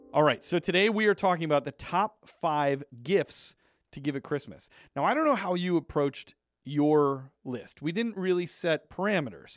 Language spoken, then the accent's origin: English; a few towns from Lombard, Chicago area, Illinois, United States; few towns away from where I grew up.